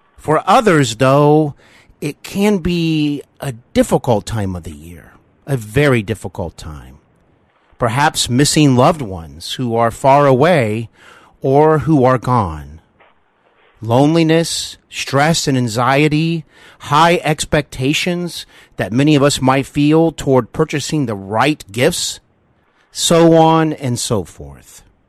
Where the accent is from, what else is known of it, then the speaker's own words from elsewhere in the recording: Cincinnati, Ohio, United States; I actually host Hollywood and Beyond here in my hometown of Cincinnati, Ohio